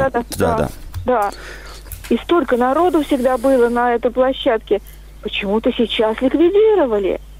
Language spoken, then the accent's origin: Russian; Moscow, Russia; Я из Москвы.